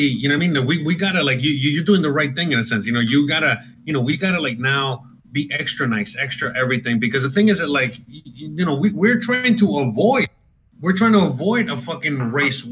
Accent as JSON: {"language": "English", "town": "Miami", "region": "Florida", "country": "United States", "tie": "born or raised there", "also_born_or_lived": "Seattle / Los Angeles", "said": "I'm born and raised in Miami"}